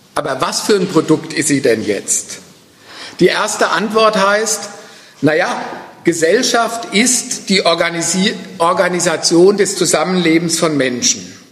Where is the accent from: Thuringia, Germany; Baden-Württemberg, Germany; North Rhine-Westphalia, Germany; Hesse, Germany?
Hesse, Germany; Frankfurt am Main; Ich komme ja aus Frankfurt